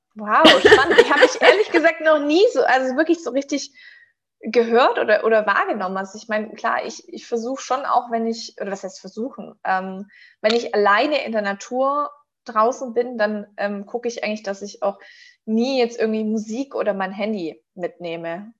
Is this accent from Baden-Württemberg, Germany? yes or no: yes; Stuttgart region, Baden-Württemberg, Germany; ich komme aus der Region von Stuttgart